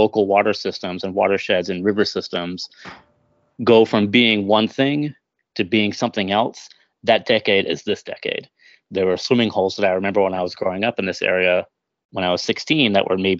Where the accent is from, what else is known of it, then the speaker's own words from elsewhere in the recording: Chelsea, Vermont, United States; general store in Chelsea, Vermont, my hometown